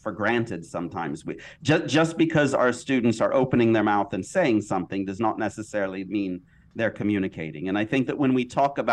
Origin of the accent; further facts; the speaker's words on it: United States; I'm American